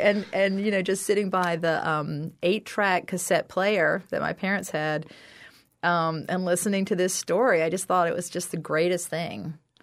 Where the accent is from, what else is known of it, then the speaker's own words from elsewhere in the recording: South Carolina, United States; I'm from South Carolina.